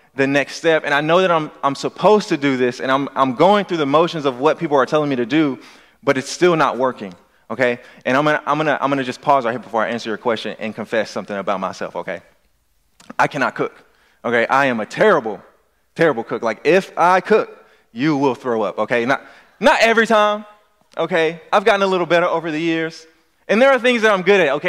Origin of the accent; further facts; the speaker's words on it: Louisiana, United States; I'm from Louisiana